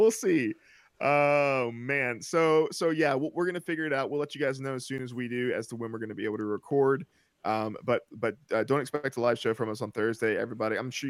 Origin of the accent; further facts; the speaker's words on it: the South, United States; Hey, as a Southerner, I take offense to that.